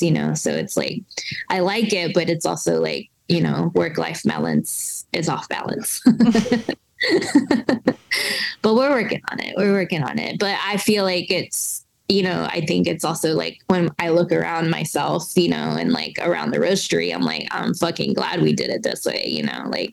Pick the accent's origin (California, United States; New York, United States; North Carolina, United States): North Carolina, United States; Cherokee; now in Durham, United States; I grew up in Cherokee, North Carolina